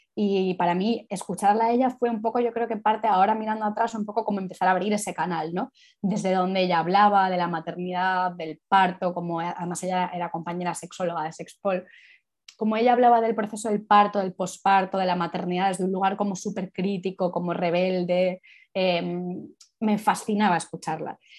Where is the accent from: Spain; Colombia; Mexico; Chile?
Spain; Madrid, Community of Madrid; soy de Madrid y vivo en Madrid